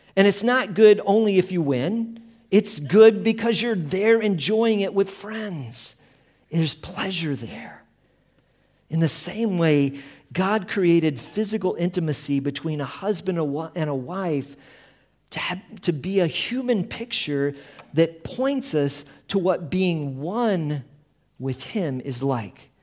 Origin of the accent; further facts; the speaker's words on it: Colorado, United States; we come from Colorado, camping was a big part of our life